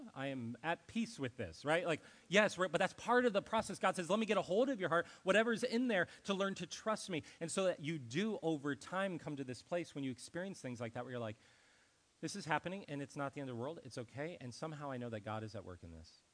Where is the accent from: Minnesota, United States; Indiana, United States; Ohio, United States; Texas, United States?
Ohio, United States; moved away; I was from Ohio